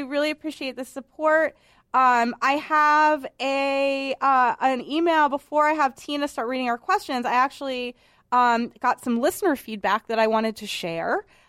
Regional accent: Boston, Massachusetts, United States; I'm from Boston, and I went to a women's college in Manhattan, and I'm a mouthy broad.

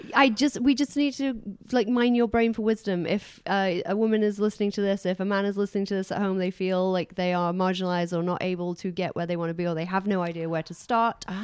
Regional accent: United Kingdom; I'm British.

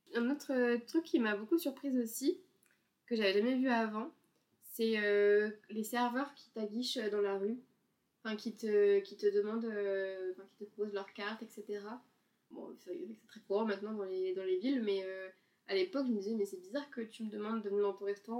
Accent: France; en tant que Français bien pressé

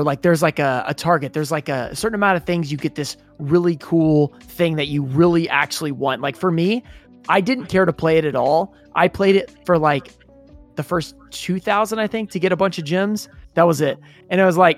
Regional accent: United States; I'm from the U.S.

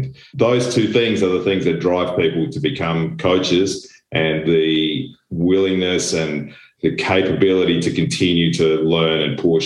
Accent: Australia; moved away as an adult; also born or lived in Germany / Belgium / Italy / Poland; now in Friedrichshafen, Germany; I am Australian with European parentage and have been in Europe for the last nearly 20 years

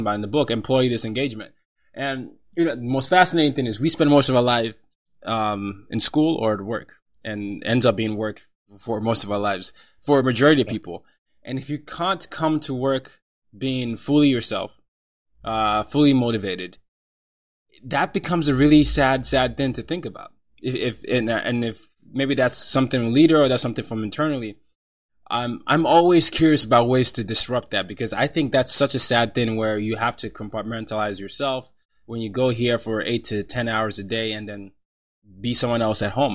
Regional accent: Nigeria; moved away; I'm Nigerian

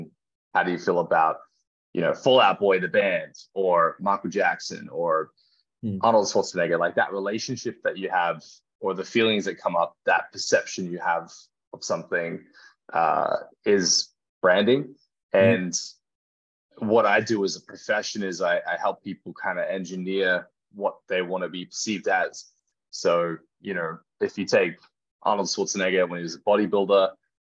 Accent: Gold Coast, Queensland, Australia; my hometown on the Gold Coast

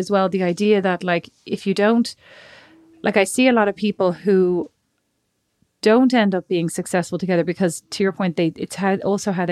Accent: Dublin, Leinster, Ireland; Like he's from Miami and I'm from Dublin, right?

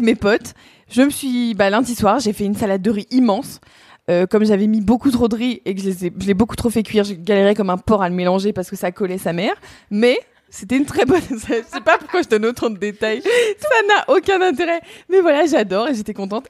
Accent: Burgundy, Bourgogne-Franche-Comté, France

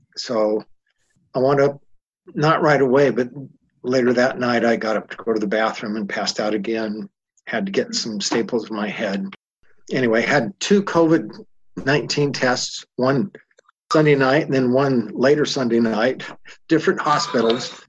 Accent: California, United States; I'm from California. I'm in Utah.

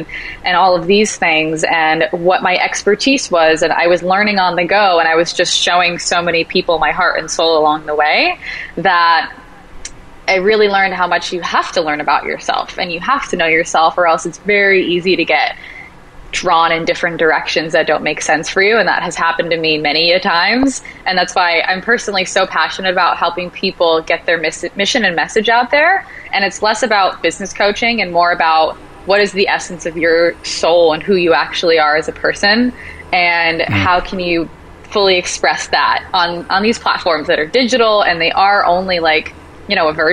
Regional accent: Rhode Island, United States; moved away as an adult; now in Los Angeles, United States; I'm originally from Rhode Island

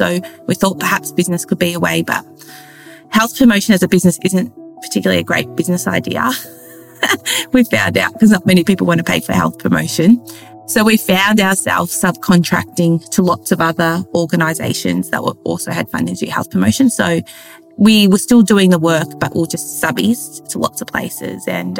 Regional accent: Melbourne, Victoria, Australia; I grew up in Fitzroy in Melbourne, though.

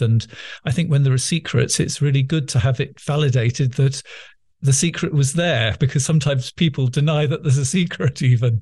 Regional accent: England, United Kingdom; accent: English middle class; as you can imagine from listening to my accent, I'm not only very English, but English middle class

